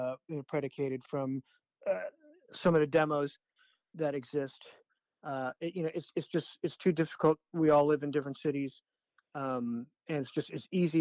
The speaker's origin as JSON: {"language": "English", "town": "Chicago", "region": "Illinois", "country": "United States", "tie": "born or raised there", "said": "I grew up in Chicago, so … was on the radio all the time."}